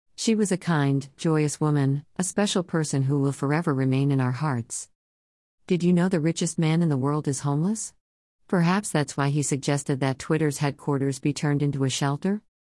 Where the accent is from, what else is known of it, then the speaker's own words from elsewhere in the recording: Chicago, Illinois, United States; Growing up on the south side of Chicago